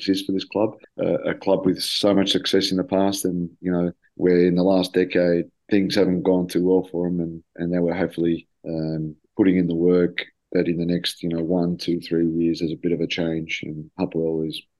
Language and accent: English; Australia; also born or lived in Greece; now in Tel Aviv, Israel; a little bit of both worlds of growing up in Australia and a little bit of my time that I've spent in Greece to the Tel Aviv way of life.